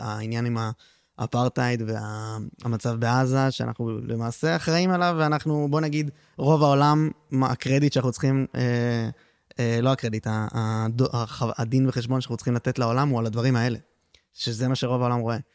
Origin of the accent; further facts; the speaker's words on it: Tel Aviv, Tel Aviv District, Israel; בתור תל אביבי